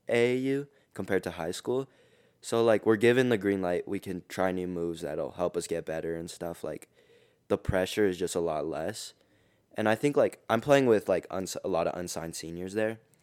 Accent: Denver, Colorado, United States; I'm from Denver, Colorado. I go to East High School

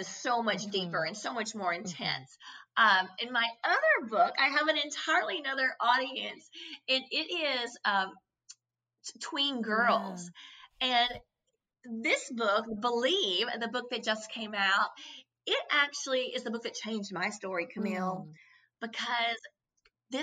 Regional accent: Kentucky, United States; growing up in Kentucky

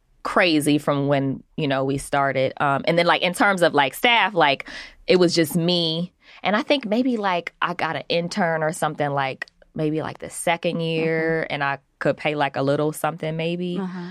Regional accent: Omaha, Nebraska, United States; born there; So, but I'm born I was born in Omaha, Nebraska.

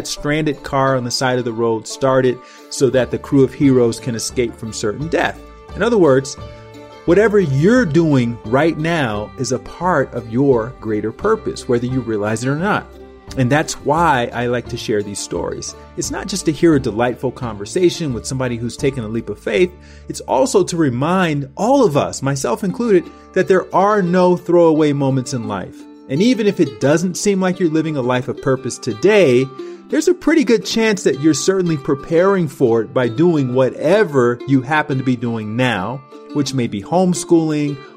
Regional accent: Montgomery, Alabama, United States; moved away; also born or lived in Los Angeles; I'm from Montgomery, Alabama, where the civil rights movement essentially started. I lived just down the street from Dr. King's Dexter Avenue Baptist Church

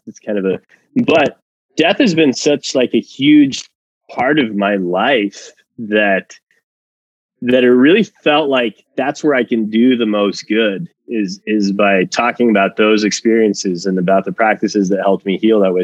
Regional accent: Mexico; moved away; I'm originally from Mexico

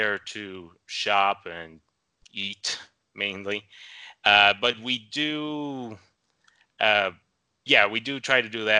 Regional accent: Monterrey, Nuevo León, Mexico; English is a second language; Pretty north in Mexico, the city of Monterrey.

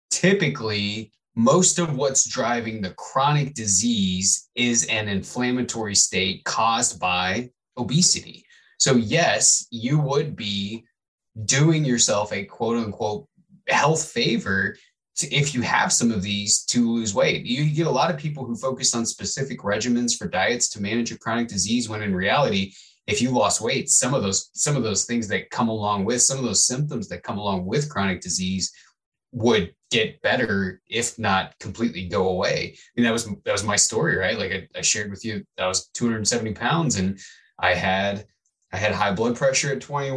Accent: Midwest, United States; I grew up in the Midwest

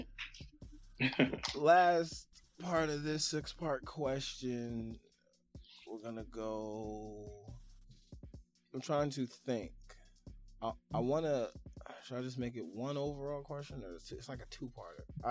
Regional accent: New York City, New York, United States; I'm from Brooklyn

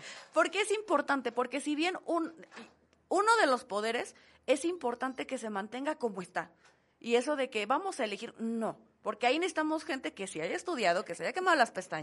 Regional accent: Mexico

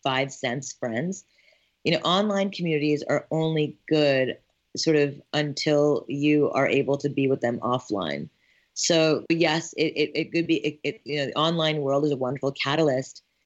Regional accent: Montreal, Quebec, Canada; moved away as an adult; also born or lived in Ithaca, New York; I'm born and raised in Montreal, Canada

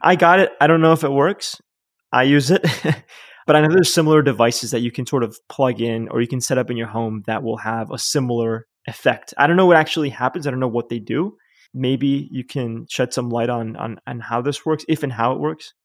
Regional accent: New York City, New York, United States; moved away as an adult; also born or lived in Yonkers, New York; now in Uruguay; I was born in Manhattan

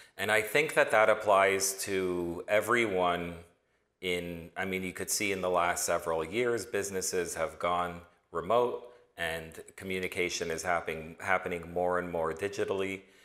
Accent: Toronto, Ontario, Canada; moved away as an adult; also born or lived in New York; originally born and raised in Toronto

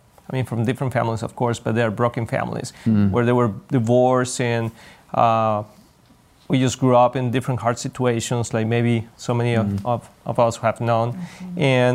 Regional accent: Mexico; English is a second language; moved away as an adult; also born or lived in Tyler, Texas / Guadalajara; Well, I'm Latino, as you can tell. I was born in Mexico, raised there too. And I moved to the States, came to the school in Tyler, Texas many years ago.

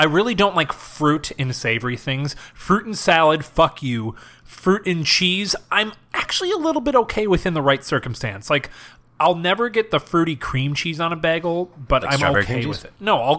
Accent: Wisconsin, United States; I'm from Wisconsin.

